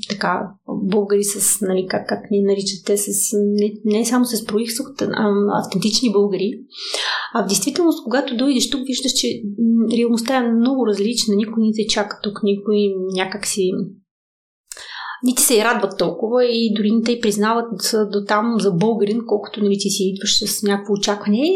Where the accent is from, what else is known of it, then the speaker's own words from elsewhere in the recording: Donetsk, Donetsk Oblast, Ukraine; born there; also born or lived in Moldova; по принцип съм бесарабска българка, етническа българка, която действително до 20